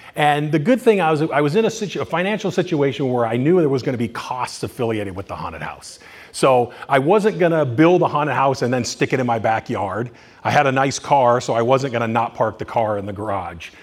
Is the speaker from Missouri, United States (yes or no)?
no; Culver City, California, United States; also born or lived in Bay Area, California; now in Thousand Oaks, United States; I was born in Culver City in California